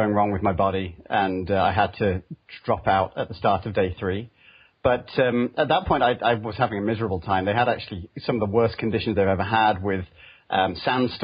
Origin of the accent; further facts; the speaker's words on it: United Kingdom; moved away as an adult; also born or lived in London; now in California, United States; I come from the UK, you can probably tell that from my accent, but I live over in California now on the east edge of the Bay Area